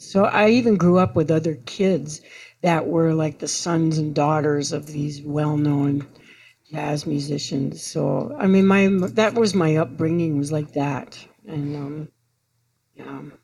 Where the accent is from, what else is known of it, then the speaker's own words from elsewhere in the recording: New York City, New York, United States; moved away as an adult; I was raised in New York